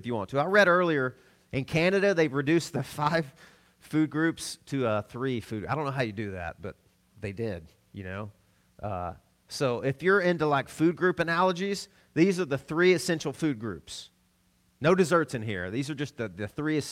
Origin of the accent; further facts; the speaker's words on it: Arkansas, United States; I'm from Arkansas